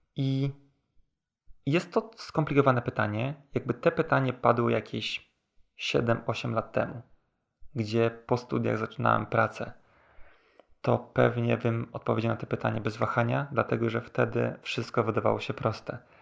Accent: Warsaw, Masovian Voivodeship, Poland; pochodzę z Warszawy

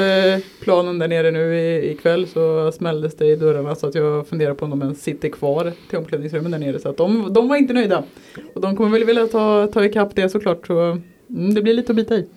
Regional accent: Vargön, Västra Götaland, Sweden; Jag är från Vargön

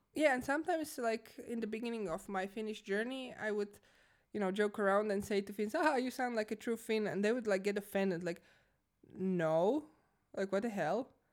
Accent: Croatia; moved away as an adult; now in Finland; I'm originally from Croatia. I live in Finland, Finland, uh, Finland uh, for the past five years.

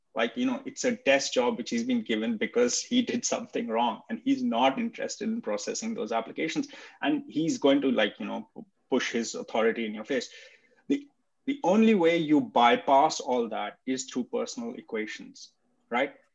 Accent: India; moved away; at least I'm Indian. I've, I speak the language, I understand the culture, I've lived there

